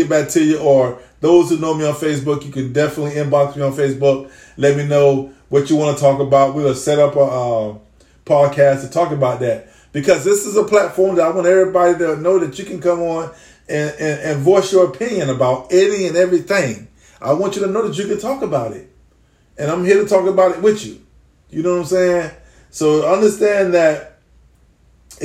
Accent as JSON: {"language": "English", "area": "Dade County", "region": "Florida", "country": "United States", "also_born_or_lived": "Duval County, Florida", "moved": "yes", "lives_now": "Jacksonville, United States", "said": "I come from Dade County in that 305. currently residing in Duval"}